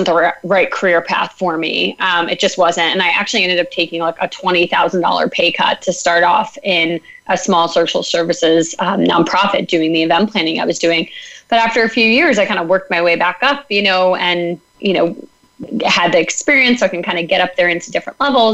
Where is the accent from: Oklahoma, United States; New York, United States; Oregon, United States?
New York, United States; Northern Westchester; moved away as an adult; also born or lived in Philadelphia; I grew up in Northern Westchester, just about an hour north of the city